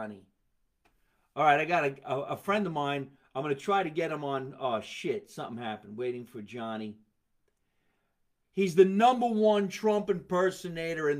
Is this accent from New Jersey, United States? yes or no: yes; Scotch Plains, New Jersey, United States; here in my hometown, Scotch Plains, New Jersey.